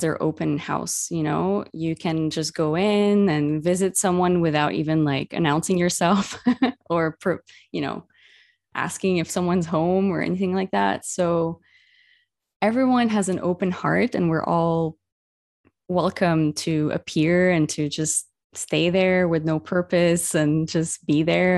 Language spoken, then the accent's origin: English; Beirut, Beirut Governorate, Lebanon; moved away; my own hometown where I grew up in Beirut